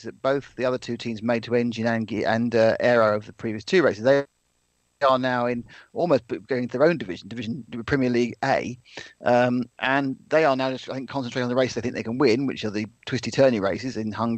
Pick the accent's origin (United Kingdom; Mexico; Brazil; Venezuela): United Kingdom; England; I'm from England